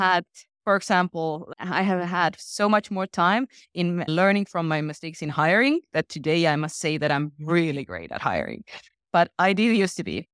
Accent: Estonia; I come from Estonia, which today is the most digital country in the world. When I was sixteen, it was a very different place.

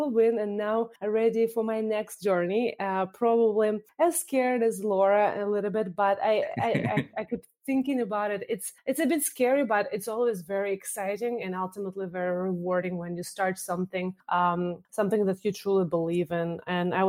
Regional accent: Moscow, Russia; moved away; I was born in Moscow, Russia, and came here, studied international relations

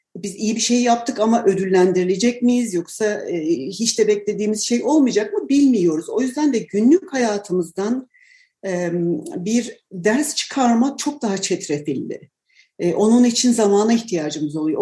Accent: Tunceli Province, Turkey; ben Dersim'de doğdum ve e, çocukluğumda hakikaten bir dağ köyündeydik

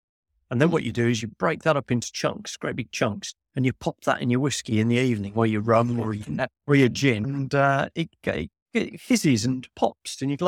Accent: Birmingham, West Midlands, United Kingdom; I'm a guy from Birmingham. I'm not a youngster.

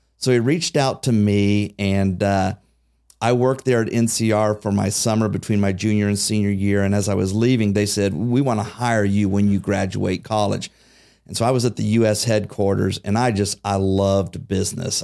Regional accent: Xenia, Ohio, United States; growing up in Xenia

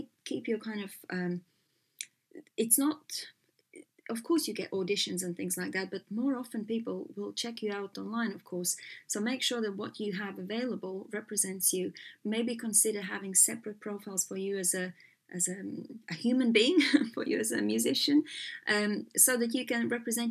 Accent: Latvia; moved away as an adult; also born or lived in Los Angeles, United States; I was born in Latvia when we were still behind the kind of the Soviet rule

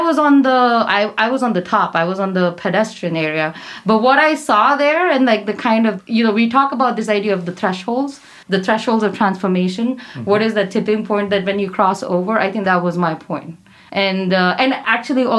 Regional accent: Punjab, India; I'm from Punjab, so I come from a family of farmers or army

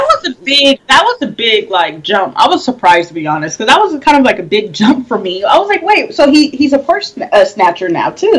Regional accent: Washington, United States; I'm born and raised in Washington State

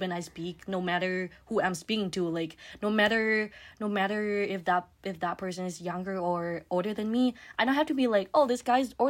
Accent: Thailand; first language Thai; English is a second language; I'm Thai, so I can speak Thai. That's my first language.

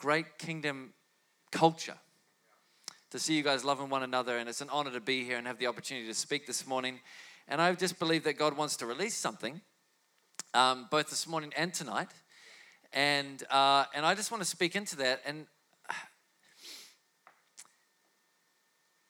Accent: Whangarei, Northland, New Zealand; I'm from Whangarei

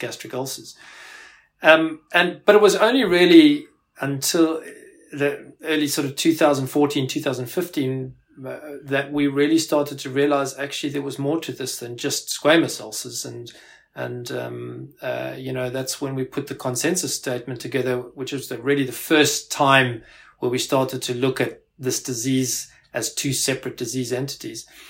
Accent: South Africa; moved away as an adult; also born or lived in Pretoria, South Africa / Glasgow, United Kingdom; now in United Kingdom; I actually uh, grew up in South Africa. Uh, you might you might be able to pick that up from my accent

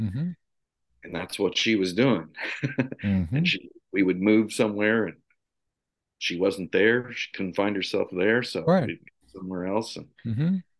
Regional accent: Missouri, United States; Well, this is always a difficult question for me to answer. but I will say, I say Missouri, right? We moved around a lot when I was growing up.

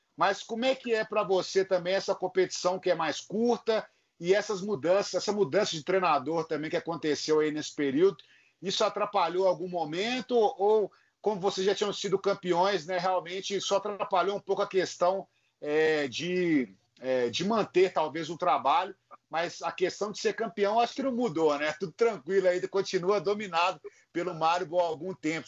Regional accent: Minas Gerais, Brazil; nós somos aqui de Minas Gerais

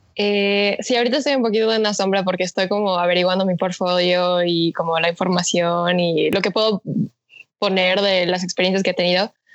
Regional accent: Mexico; soy mexicana de corazón, pero de sangre este, soy coreana

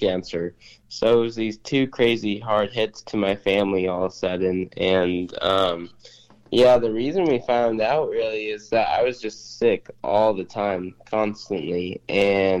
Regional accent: Spokane, Washington, United States; I'm from Spokane, Washington, and I'm 20 years old

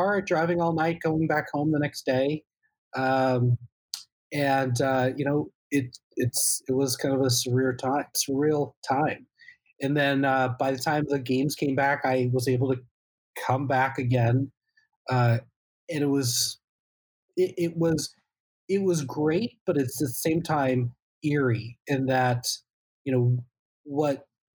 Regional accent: Central Illinois, United States; now in Naperville, United States; I grew up in Central Illinois

